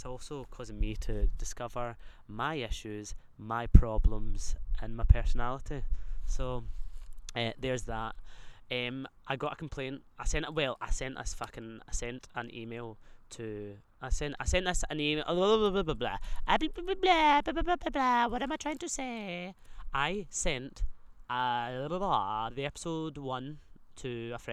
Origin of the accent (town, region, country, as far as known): Scotland, United Kingdom